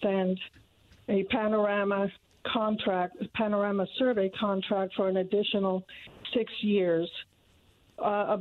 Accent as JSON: {"language": "English", "country": "Cuba", "tie": "born or raised there", "also_born_or_lived": "Indiana", "moved": "yes", "lives_now": "Noblesville, United States", "said": "my parents emigrated from Cuba. I was born in Cuba, and they brought my brother and I here"}